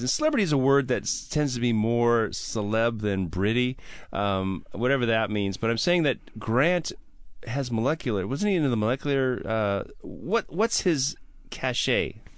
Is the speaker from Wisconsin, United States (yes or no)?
yes; Milwaukee, Wisconsin, United States; moved away; I'm from Milwaukee, so PBR is always um, local to me